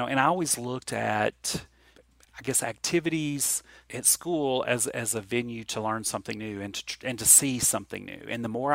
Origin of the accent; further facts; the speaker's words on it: Appalachia, United States; Appalachian kids and Appalachian people are unsophisticated and have little experience, but we're actually very independent people